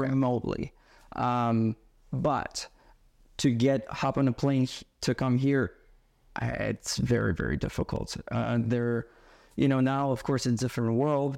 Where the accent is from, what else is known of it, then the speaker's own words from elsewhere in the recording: Yaroslavl, Yaroslavl Oblast, Russia; moved away as an adult; now in United States; I was growing up in Yaroslavo, Russia